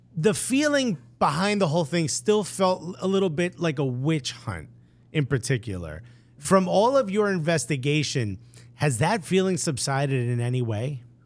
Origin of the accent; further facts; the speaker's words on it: Newark, New Jersey, United States; I'm born and raised in Newark